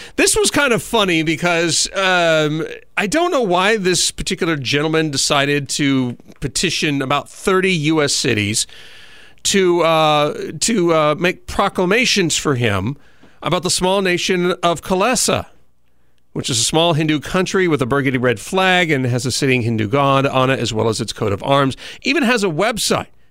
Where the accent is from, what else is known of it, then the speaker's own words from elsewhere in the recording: Southern California, United States; moved away; I come from Southern California